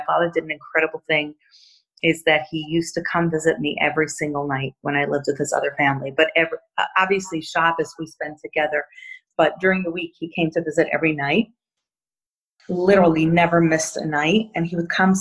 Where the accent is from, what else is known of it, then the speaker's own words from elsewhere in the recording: Monsey, New York, United States; now in Brooklyn, United States; I grew up in Muncie about 30-odd years ago when it was quite a small town